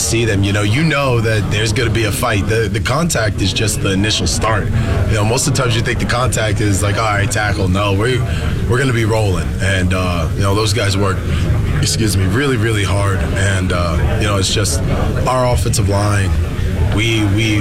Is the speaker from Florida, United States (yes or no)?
yes; Florida, United States; also born or lived in North Jersey / Regina; now in Toronto, Canada; I was born in North Jersey and I was raised in Florida